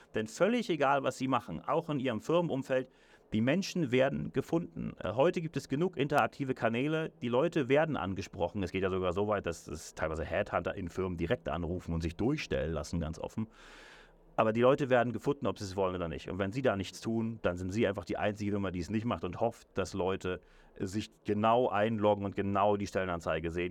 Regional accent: Hamburg, Germany; also born or lived in Berlin / London; now in Zürich, Switzerland; Ich selber ich bin gebürtiger Hamburger, habe dann in Berlin gelebt, heute wohne ich in Zürich und London

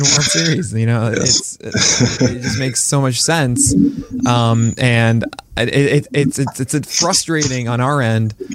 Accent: New York City, New York, United States; growing up in Brooklyn

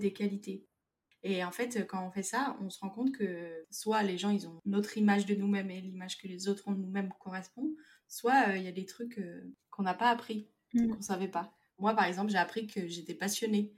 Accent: France; en tant que Français

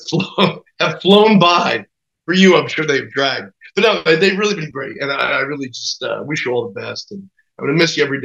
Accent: New Jersey, United States; I'm from New Jersey.

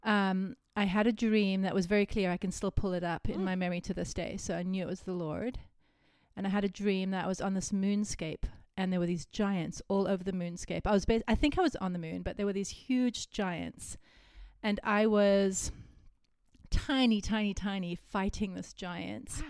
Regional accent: Cape Town, Western Cape, South Africa; But I'm from Cape Town. So if you've been to Cape Town, then you know that.

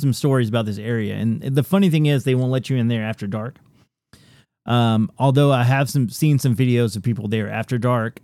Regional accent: Tennessee, United States; I was born and raised in Tennessee

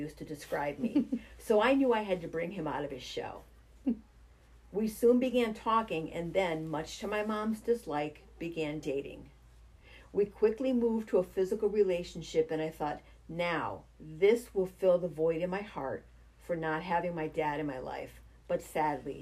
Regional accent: Springfield, Massachusetts, United States; also born or lived in Chicopee, Massachusetts / Monson, Massachusetts / Palmer, Massachusetts; I grew up in Springfield in a housing complex with lots of duplexes and triplexes

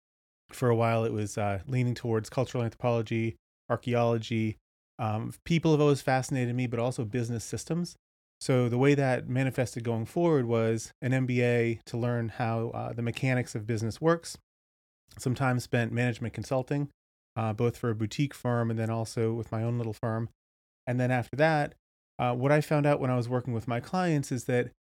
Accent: Cape Cod, Massachusetts, United States; So I grew up in the Northeast in Cape Cod, and then went to school in upstate New York.

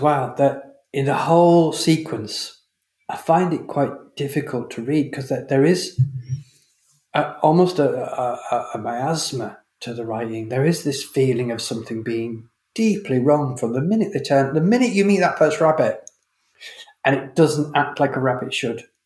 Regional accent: Leeds, Yorkshire and the Humber, United Kingdom; I grew up in Leeds

